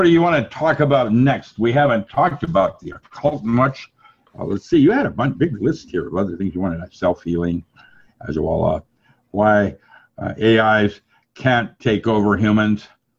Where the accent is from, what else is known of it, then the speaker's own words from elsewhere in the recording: China; English is a second language; When I grew up in China, you respected someone older than you